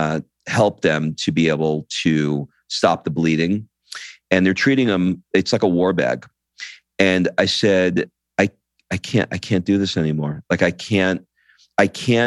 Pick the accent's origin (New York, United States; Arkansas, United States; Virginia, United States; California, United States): New York, United States; moved away as an adult; now in Italy; I grew up in New York and, you know, I never lived in Europe before